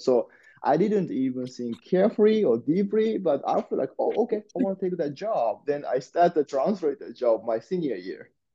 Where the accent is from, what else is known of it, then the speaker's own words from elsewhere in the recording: Osaka, Japan; I born and raised in Osaka, uh, which the second largest town in Japan